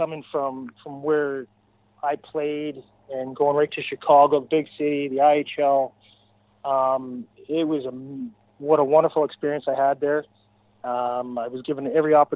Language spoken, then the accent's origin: English; Port McNeill, British Columbia, Canada; also born or lived in Victoria; I grew up in Port McNeil, and I lived there until I was 16